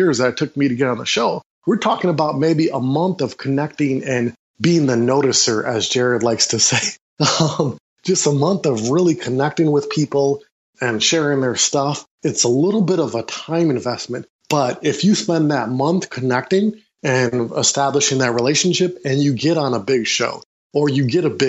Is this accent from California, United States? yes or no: no; Milwaukee, Wisconsin, United States; I'm from Milwaukee, Wisconsin.